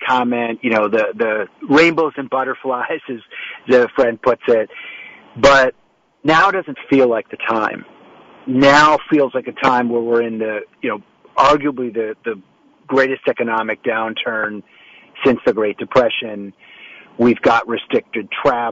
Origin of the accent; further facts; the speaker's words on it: United States; I was born here in the United States